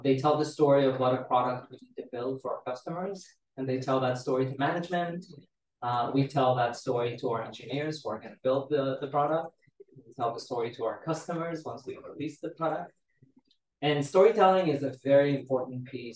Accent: Israel; moved away as an adult; now in Seattle, United States; I was born and raised in Israel to Romanian Jewish immigrants

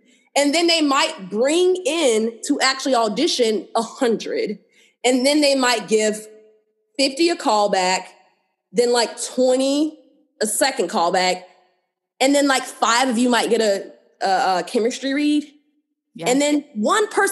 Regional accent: North Carolina, United States; moved away; also born or lived in Georgia; I grew up in North Carolina. Sometime in Georgia, like when I was younger

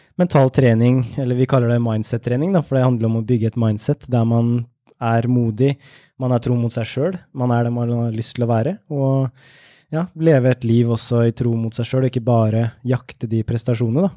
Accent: Ørje, Østfold, Norway; jeg kommer fra Indre Østfold, et sted som heter Ørje, som er rett ved svenskegrensa. Så jeg vokste opp med billig godteri

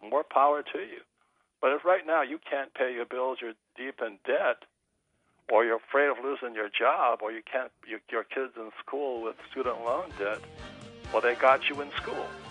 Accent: Hawaii, United States; I'm growing up in Hawaii, fourth generation Japanese American

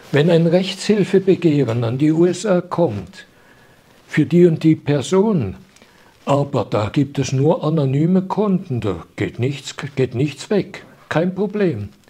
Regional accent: Switzerland; Und das ist ein ganz, ganz trauriges Gefühl für mich als Schweizer.

